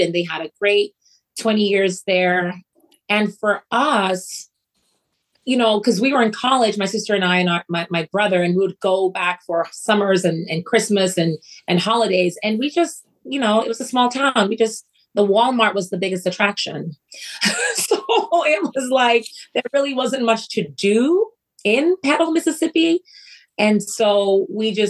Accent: Freetown, Western Area, Sierra Leone; also born or lived in Germany; now in United States; there's a very much of a community feel when I was growing up in Freetown, Sierra Leone

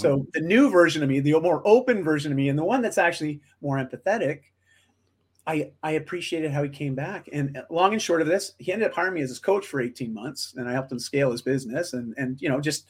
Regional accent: Canada; I'm just Canadian

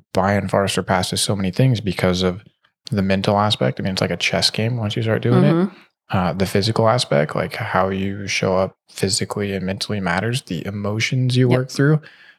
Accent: Stockton, California, United States; I lived in Northern California a lot. Stockton.

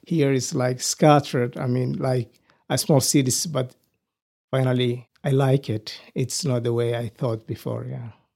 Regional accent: Somalia; moved away as an adult; also born or lived in Nairobi, Kenya / Michigan, United States; now in Amarillo, United States; I grew up in Somalia, East Africa, and I came in the United States, uh, in April two thousand and nine.

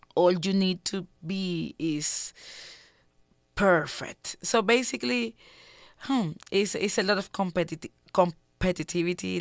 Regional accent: Havana, Cuba; I was born in Cuba

